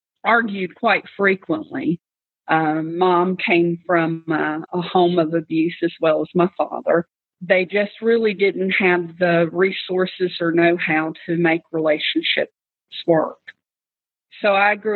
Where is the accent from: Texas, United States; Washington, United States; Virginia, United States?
Virginia, United States; Radford; I was born in Radford, Virginia in 1975 on January the 16th. I was born into a home that didn't have plenty